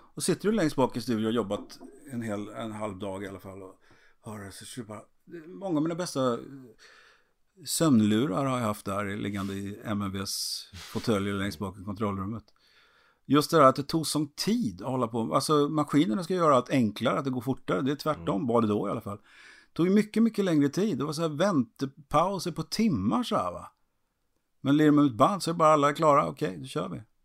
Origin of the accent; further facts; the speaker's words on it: Trollhättan, Västra Götaland, Sweden; i stan där jag är född finns det torg och en kiosk